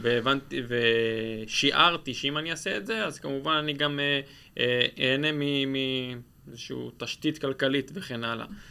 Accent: Israel; אנחנו בתור ישראלים כבר רגילים

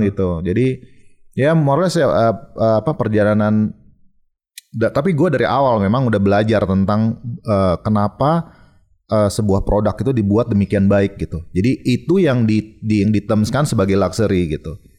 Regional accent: Bali, Indonesia; dari kecil gue lahir di Bali

